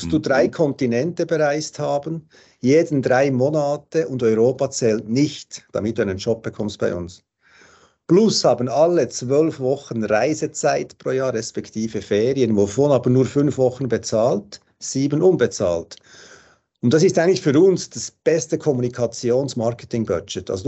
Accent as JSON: {"language": "German", "country": "Switzerland", "said": "jetzt bei uns in der Schweiz, was es mal so angedacht."}